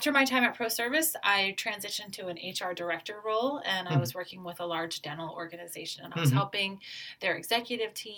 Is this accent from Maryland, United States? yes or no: yes; Maryland, United States; moved away as an adult; also born or lived in Nebraska / Denver, Colorado / Anchorage, Alaska; now in Honolulu, United States; I'm originally from Maryland